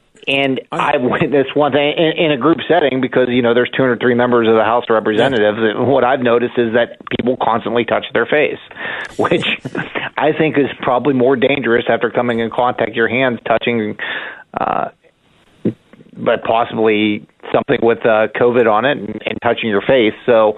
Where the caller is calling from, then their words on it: Pennsylvania, United States; in our southwestern area here, we're not far from Ohio, West Virginia. I'm about 30 minutes from Morgantown.